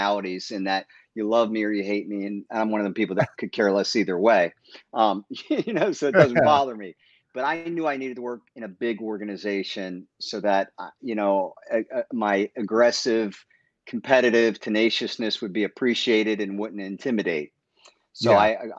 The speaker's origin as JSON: {"language": "English", "region": "Maryland", "country": "United States", "tie": "born or raised there", "also_born_or_lived": "Bronx, New York / Pennsylvania", "said": "Most of my remembering was, you know, through high school and middle school in Maryland"}